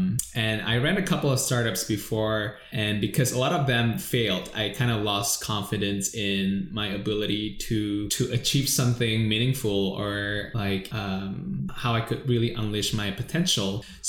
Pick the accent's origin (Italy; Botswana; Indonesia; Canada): Indonesia; now in Singapore; I came from Indonesia, lived here for 10 years in Singapore